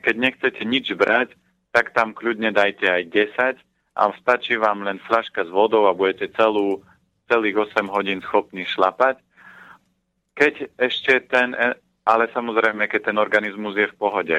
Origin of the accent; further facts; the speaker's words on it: Orava, Žilina Region, Slovakia; moved away; ja som z Oravy a u nás sú paradajky a keď som prišiel túto dole, no tak som počul rajčina